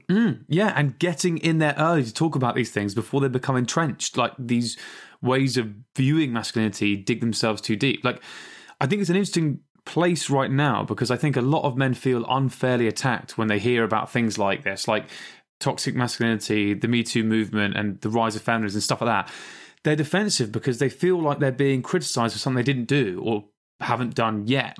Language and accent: English; England, United Kingdom; two British slash English people